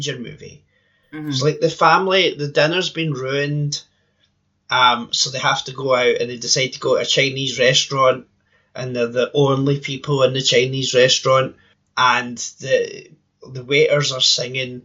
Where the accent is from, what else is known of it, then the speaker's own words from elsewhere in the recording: Scotland, United Kingdom; growing up in Scotland in the 80s